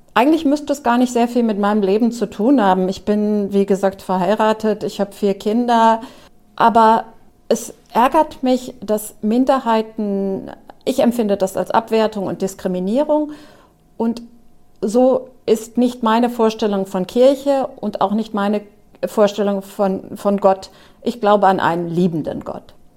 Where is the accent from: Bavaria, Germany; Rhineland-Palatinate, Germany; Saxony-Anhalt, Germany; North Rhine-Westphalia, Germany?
Rhineland-Palatinate, Germany; Trier; moved away; also born or lived in Wiesbaden; Ich bin auch in Trier aufgewachsen